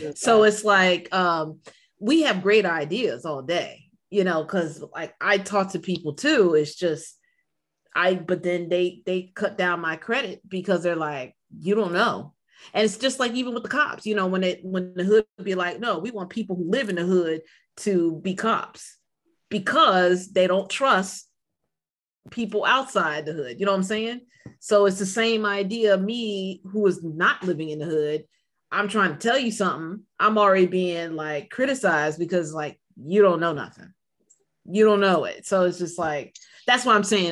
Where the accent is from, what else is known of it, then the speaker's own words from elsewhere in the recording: Silver Spring, Maryland, United States; I'm from Silver Spring.